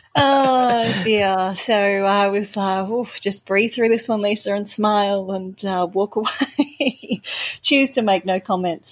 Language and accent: English; Melbourne, Victoria, Australia; Melbourne because it's my hometown. I grew up running around those streets